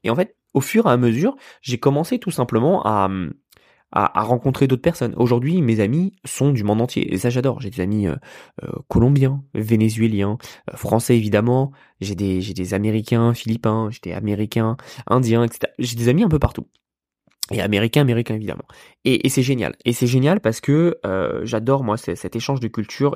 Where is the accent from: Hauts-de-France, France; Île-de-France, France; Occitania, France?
Île-de-France, France; Yvelines; moved away as an adult; now in United States; je suis né, je suis né dans les Yvelines, euh, à côté de Paris